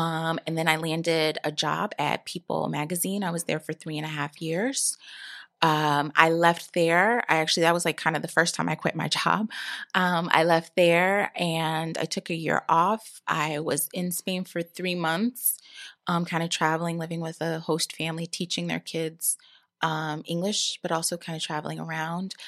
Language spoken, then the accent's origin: English; New York, United States; I'm from New York